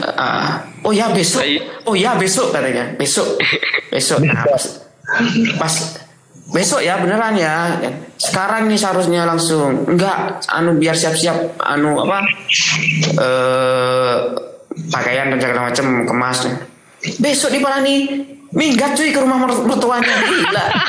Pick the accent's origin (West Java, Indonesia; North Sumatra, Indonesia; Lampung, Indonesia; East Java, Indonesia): East Java, Indonesia; Sumenep; Sumenep nih, daerah tuh kan, daerah saya